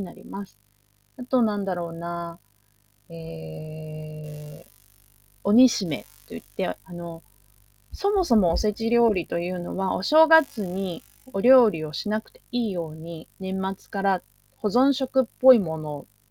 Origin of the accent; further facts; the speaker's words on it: Tokyo, Japan; 私の実家は東京にある